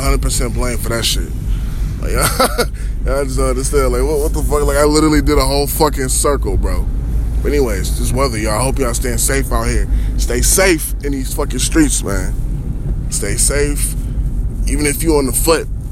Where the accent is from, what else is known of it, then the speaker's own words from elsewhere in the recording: Minnesota, United States; I'm from Minnesota. Lived in Minnesota all my life.